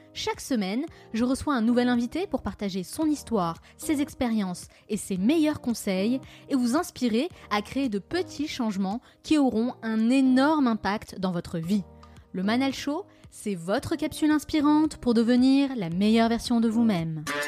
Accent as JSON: {"language": "French", "country": "France", "accent": "French", "said": "mon petit accent français"}